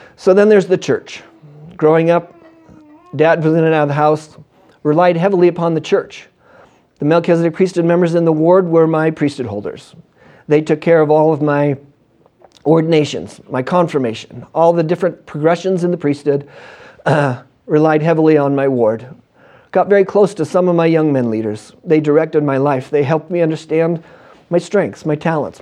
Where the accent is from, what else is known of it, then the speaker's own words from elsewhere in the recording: Western Washington, United States; I grew up in Western Washington.